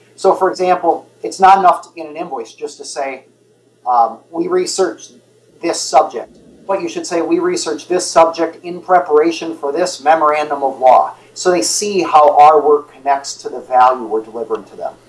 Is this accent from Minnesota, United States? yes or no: yes; Twin Cities area, Minnesota, United States; I grew up in the Twin Cities area.